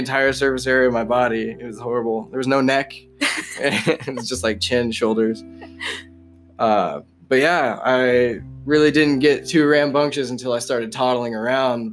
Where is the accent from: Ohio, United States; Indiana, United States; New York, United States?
Indiana, United States; Mulberry; first language English; also born or lived in Lafayette, Indiana; I was born in home hospital, Lafayette, Indiana. But I grew up in Mulberry, Indiana, which is like a small podunk town in between two bean fields